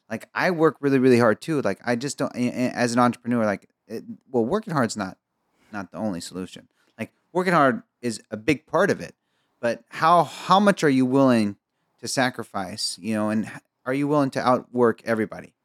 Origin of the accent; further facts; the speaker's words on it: Egypt; I'm Egyptian